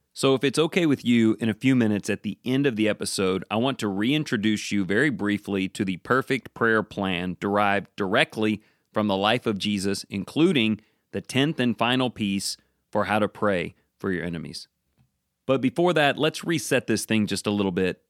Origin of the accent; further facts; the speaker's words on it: United States; I'm an American